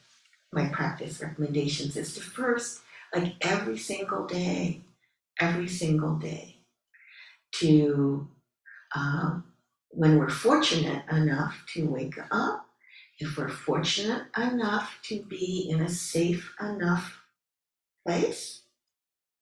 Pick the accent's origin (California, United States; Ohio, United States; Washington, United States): Ohio, United States; moved away; I grew up in Ohio, and I was my parents' first child